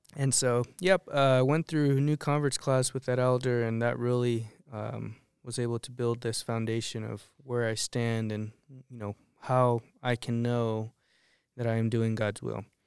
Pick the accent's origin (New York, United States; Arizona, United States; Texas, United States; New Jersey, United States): Arizona, United States; moved away as an adult; also born or lived in Colorado; now in Lyman, United States; I'm from Arizona.